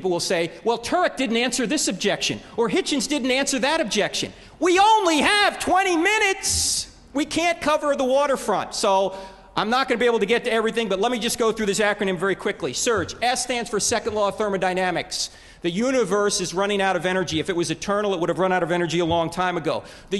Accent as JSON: {"language": "English", "town": "Neptune", "region": "New Jersey", "country": "United States", "tie": "born or raised there", "moved": "yes", "said": "I'm originally from New Jersey. I grew up in Neptune."}